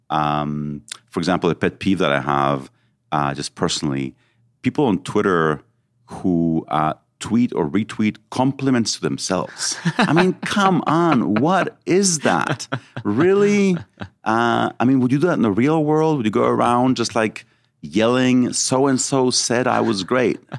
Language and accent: English; Mexico; also born or lived in Israel; So I was born in Israel. Then when I was seven, we we went to live in Mexico.